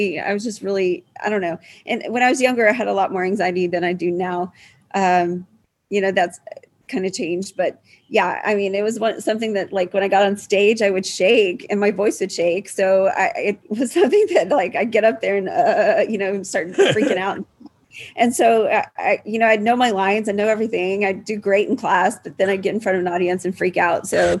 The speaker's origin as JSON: {"language": "English", "town": "Houston", "region": "Texas", "country": "United States", "tie": "born or raised there", "said": "Yeah, I still live in Houston. I live like 3 miles from where I grew up."}